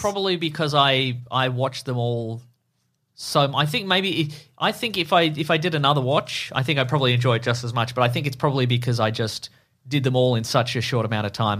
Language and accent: English; Australia; we're Australian